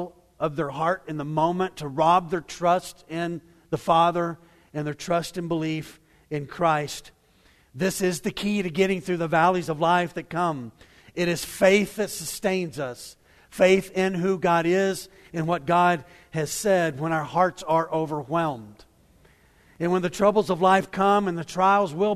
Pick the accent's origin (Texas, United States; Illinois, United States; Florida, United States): Texas, United States; Waco; I grew up in Waco